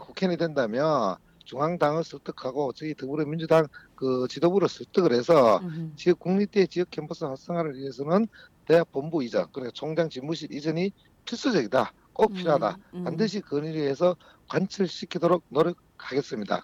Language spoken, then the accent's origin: Korean; Sangju, North Gyeongsang, South Korea; moved away as an adult; 우리 고향 상주로 내려온 지 올해가 12년째입니다